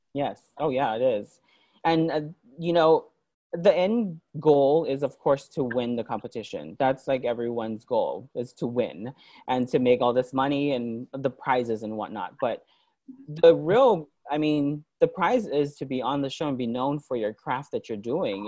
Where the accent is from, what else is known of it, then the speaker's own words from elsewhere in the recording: Hawaii, United States; also born or lived in New York; I lived in Hawaii um, all my life, um, and then I moved to New York in 2004, in 2000 to 2007